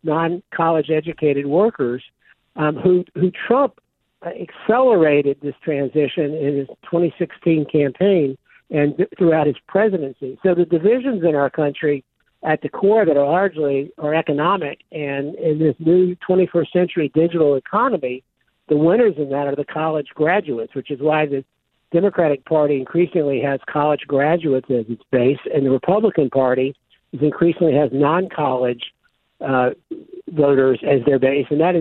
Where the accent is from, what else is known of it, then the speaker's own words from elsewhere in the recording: the South, United States; I grew up in the South, and the South was the last part of the country to get electricity.